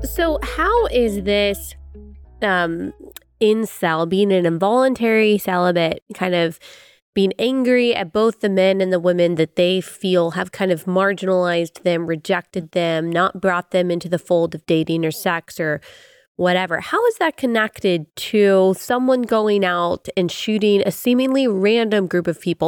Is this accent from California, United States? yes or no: no; Dallas, Texas, United States; I grew up in Dallas